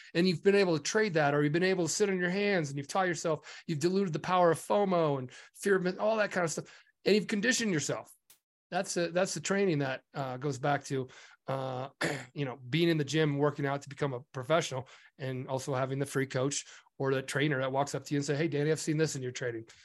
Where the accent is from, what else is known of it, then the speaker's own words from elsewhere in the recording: Nebraska, United States; I'm from Nebraska and I grew up on a farm.